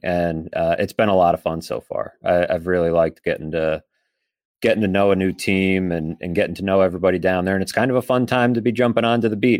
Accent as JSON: {"language": "English", "town": "Boston", "region": "Massachusetts", "country": "United States", "tie": "born or raised there", "moved": "yes", "lives_now": "Buffalo, United States", "said": "I grew up playing goalie, uh, in the Boston area"}